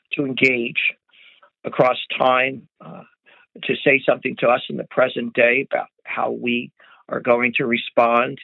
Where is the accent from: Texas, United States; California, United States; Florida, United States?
California, United States; I'm from California